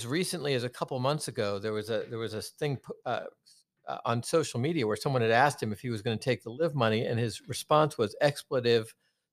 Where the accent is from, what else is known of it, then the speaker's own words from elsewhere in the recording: United States; We're obviously American